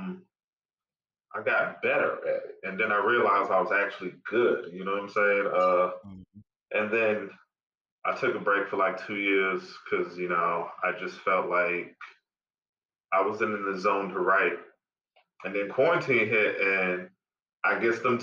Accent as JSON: {"language": "English", "town": "Charlotte", "region": "North Carolina", "country": "United States", "tie": "born or raised there", "also_born_or_lived": "Los Angeles, California", "said": "Raised in Charlotte, North Carolina"}